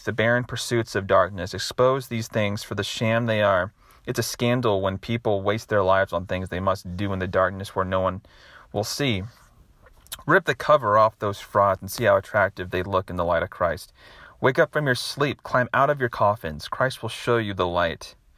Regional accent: Nashville, Tennessee, United States; my hometown here in Nashville

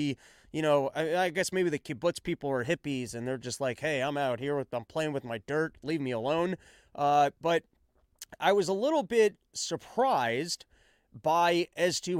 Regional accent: Northeast, United States; I grew up in the Northeast

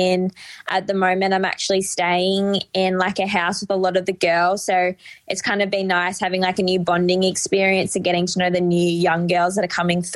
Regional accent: Albury, New South Wales, Australia; now in Melbourne, Australia; I'm from the New South Wales side.

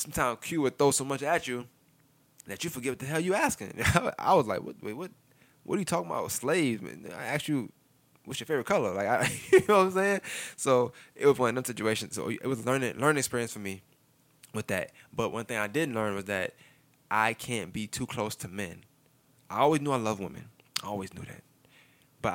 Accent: New York City, New York, United States; now in Augusta, United States; I'm from Brooklyn

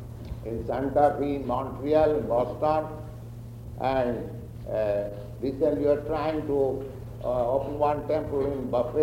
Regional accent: India; moved away; I am Indian

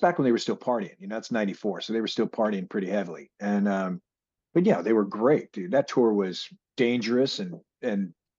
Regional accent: Seattle, Washington, United States; growing up in Seattle and being around a lot of that, the drug culture that, you know, was going on in Seattle

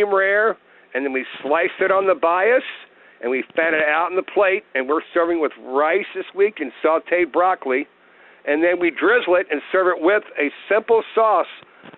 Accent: Kentucky, United States; moved away; We're from Kentucky

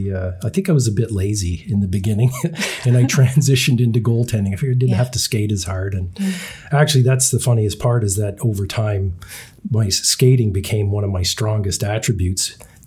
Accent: Canada; Again, I think just because we are Canadian and we were so exposed to it as kids

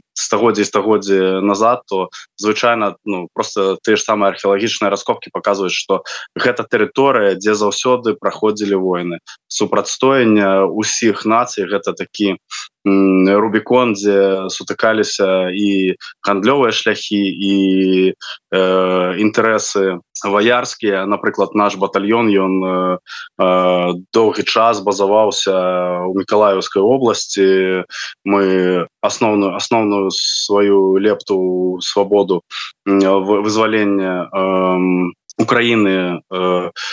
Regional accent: Belarus; мы беларусы

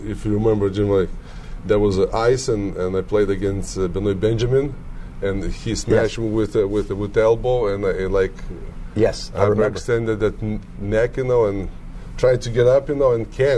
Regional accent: Lithuania; English is a second language; moved away as an adult; I'm from Lithuania. Later on, you know, I said I'm Lithuanian.

